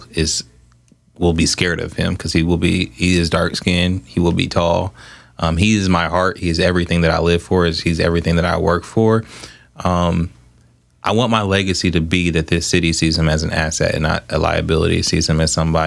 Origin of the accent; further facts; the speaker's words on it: Columbus, Ohio, United States; also born or lived in Atlanta, Georgia; I grew up in Southfield.